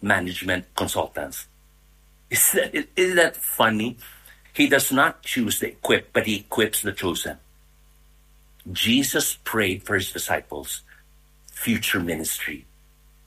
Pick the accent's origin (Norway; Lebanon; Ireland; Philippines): Philippines; I'm Filipino that live here in Manila.